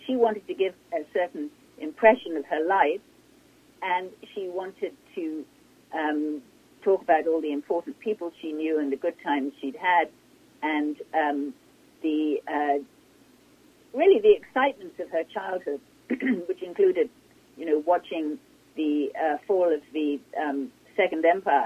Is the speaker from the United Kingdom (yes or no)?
yes; England, United Kingdom; moved away as an adult; I come from England, and when I first arrived here